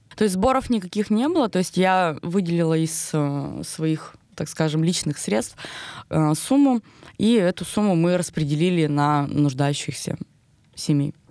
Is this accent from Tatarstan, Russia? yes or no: no; Pervouralsk, Sverdlovsk Oblast, Russia; also born or lived in Vladimir; Маленький город, Первоуральск, это уже мой родной город, то есть э, здесь я выросла.